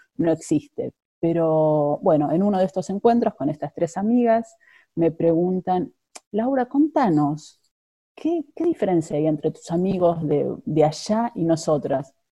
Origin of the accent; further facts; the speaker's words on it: Buenos Aires, Argentina; moved away as an adult; now in Netherlands; soy de Buenos Aires, llegué ya hace 19 años, a, casi 19 años a, Holanda